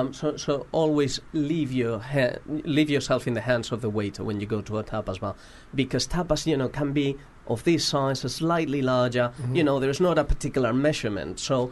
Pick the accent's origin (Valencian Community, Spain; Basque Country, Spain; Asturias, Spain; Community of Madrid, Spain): Community of Madrid, Spain; Madrid